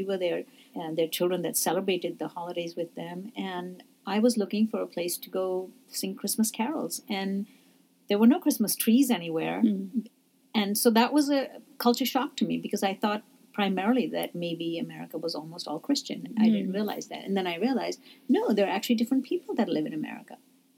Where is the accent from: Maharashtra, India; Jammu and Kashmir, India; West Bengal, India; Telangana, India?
Jammu and Kashmir, India; now in United States; I said, Kashmir. They didn't know what that was. They said, where are you really from? I said, oh, I'm from India. So all of a sudden I became an Indian.